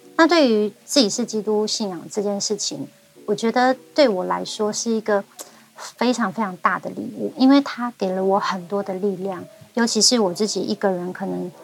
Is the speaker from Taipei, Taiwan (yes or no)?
no; Hualien County, Taiwan; first language Amis; also born or lived in Ruisui; 我自己真的在花莲出生，而且我第一个家应该就是七星潭。 嗯，很美的一个地方。 我的那个，呃，我一岁到三岁之前这中间长大的这个期间啊的那个家，我只要跑步十五秒，我就会碰到海水